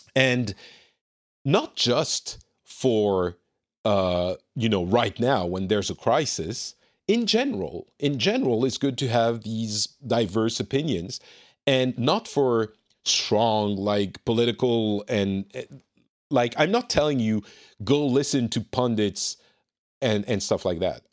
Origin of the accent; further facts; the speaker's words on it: France; I'm from France.